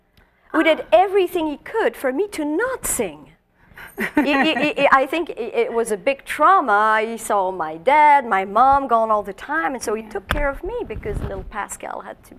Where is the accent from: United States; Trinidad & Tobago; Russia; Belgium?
Belgium; Wallonia; English is a second language; I'm from Belgium.